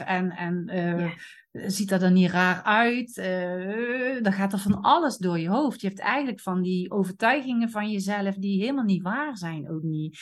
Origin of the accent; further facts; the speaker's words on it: Eindhoven, North Brabant, Netherlands; accent: soft G; ik kom uit Eindhoven, dus de zachte G Kom daar vandaan, Noord-Brabant